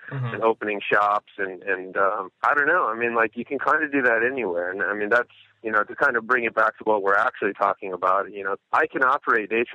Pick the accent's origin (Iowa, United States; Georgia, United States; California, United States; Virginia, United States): Iowa, United States; Davenport; I grew up right here. I grew up in Davenport. That's where I still live